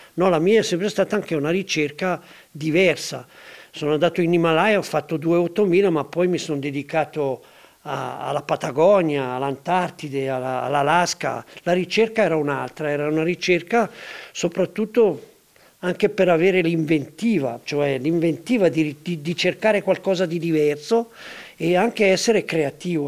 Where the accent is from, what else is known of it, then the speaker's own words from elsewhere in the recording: Denti della Vecchia, Ticino, Switzerland; io sono legato alla mia terra, sono legato ai denti della vecchia dove sono nato